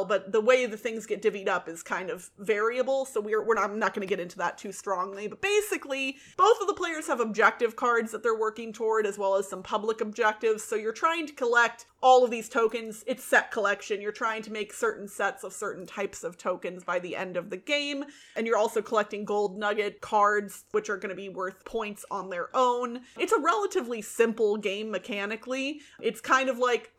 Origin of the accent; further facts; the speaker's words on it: United States; Being an American